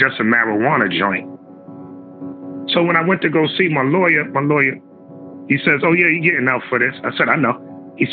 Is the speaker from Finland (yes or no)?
no; New York City, New York, United States; also born or lived in Bronx; I grew up around the Harlem area, the Apollo, you know, area right around the corner from the Apollo.